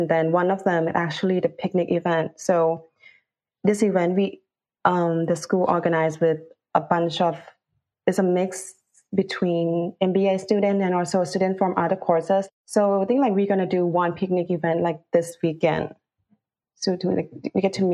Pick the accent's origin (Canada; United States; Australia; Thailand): Thailand; Bangkok; moved away as an adult; now in London, United Kingdom; I'm actually from Bangkok, Thailand, and then I work in Thailand as the category manager in an e-commerce company